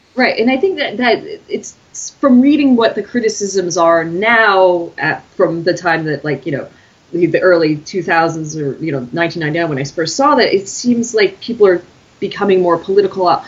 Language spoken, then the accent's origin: English; United States; as an American